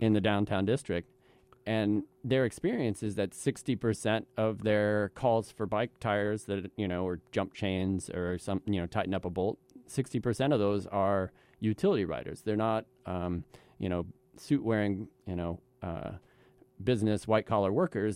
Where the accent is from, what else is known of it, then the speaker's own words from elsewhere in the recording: Midwest, United States; also born or lived in the South; now in East Coast, United States; I was born and raised in the Midwest, and I'm a transplant to the East Coast